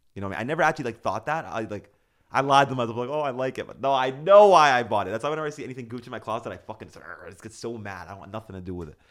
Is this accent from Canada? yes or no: yes; Canada; I'm Canadian